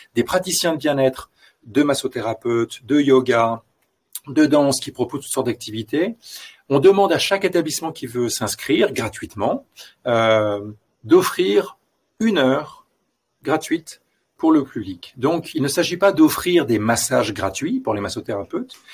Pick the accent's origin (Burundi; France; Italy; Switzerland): France; also born or lived in Los Angeles; now in Belgium; je suis français et je vis en Belgique